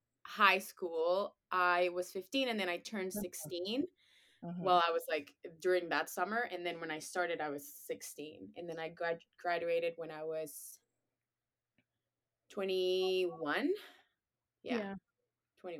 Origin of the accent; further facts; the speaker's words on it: Venezuela; moved away; I am from Venezuela.